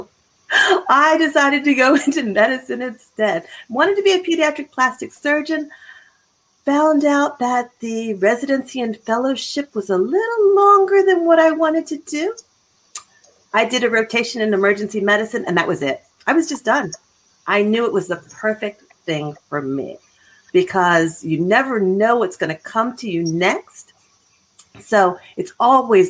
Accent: Philadelphia, Pennsylvania, United States; moved away as an adult; also born or lived in Boston / Chicago / Florida; now in Abilene, United States; I am originally from Philadelphia.

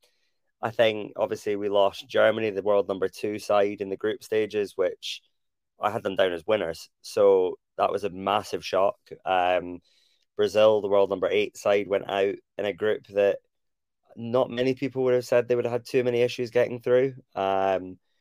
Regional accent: Scotland, United Kingdom; as a Scottish person

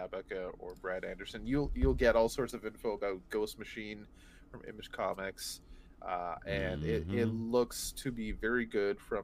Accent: Canada; I'm Canadian

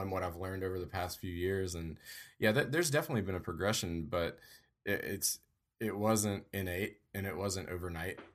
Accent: Louisiana, United States; moved away as an adult; now in Georgia, United States; I'm from Louisiana, and I kinda currently split time between Louisiana and Georgia

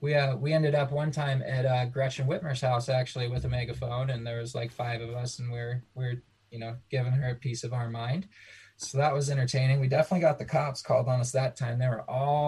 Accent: Nevada, United States; now in Michigan, United States; I grew up in Nevada

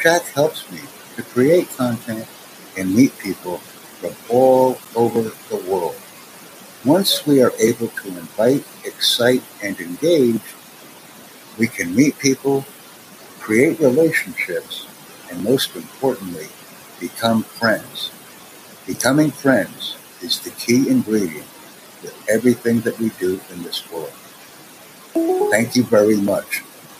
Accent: Ethiopia; I am from Ethiopia.

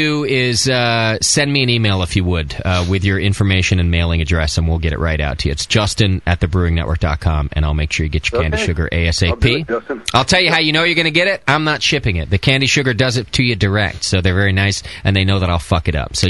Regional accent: Hesperia, California, United States; That's like being from Hesperia. Oh, wait. That's where I'm from.

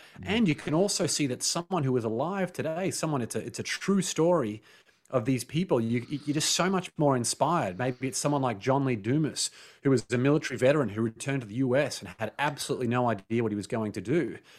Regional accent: Australia; Like growing up in Australia, there's something called tall poppy syndrome

